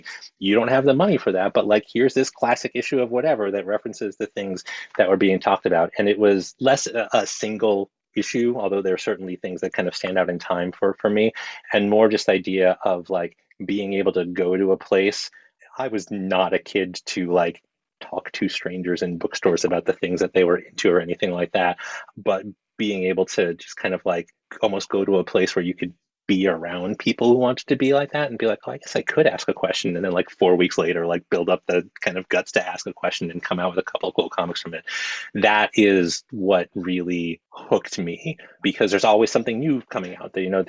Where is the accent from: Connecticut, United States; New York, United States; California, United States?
New York, United States; New York City; I grew up on the Upper West Side of Manhattan, and there was a comic shop not too far from where I lived as a kid. We moved around a lot